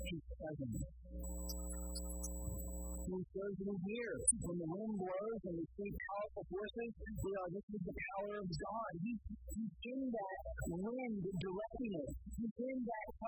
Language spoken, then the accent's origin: English; Florida, United States; now in California, United States; I grew up in Florida